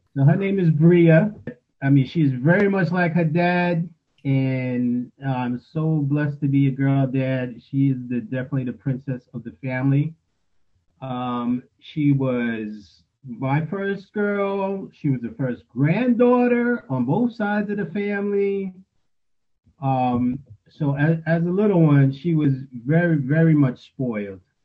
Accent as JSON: {"language": "English", "town": "New York City", "region": "New York", "country": "United States", "tie": "born or raised there", "moved": "as an adult", "lives_now": "Charlotte, United States", "said": "originally from born and raised in New York City, Queens, New York City. Um, I've been in Charlotte now 25 years"}